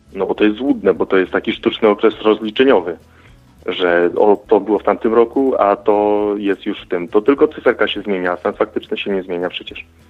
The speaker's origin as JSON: {"language": "Polish", "town": "Gołąb", "region": "Lublin Voivodeship", "country": "Poland", "said": "Z Gołębia, województwo lubelskie, prawy brzeg Wisły"}